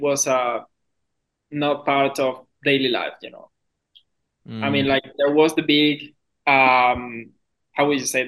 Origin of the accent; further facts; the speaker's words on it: Maturín, Monagas, Venezuela; moved away; My city is called Maturín, and the state